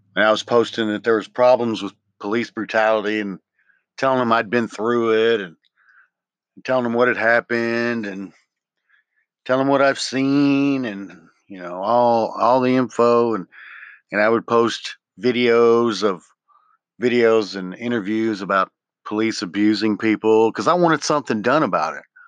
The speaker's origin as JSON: {"language": "English", "town": "Memphis", "region": "Tennessee", "country": "United States", "tie": "born or raised there", "moved": "yes", "said": "I grew up in Memphis in the wrong parts and knew the wrong people"}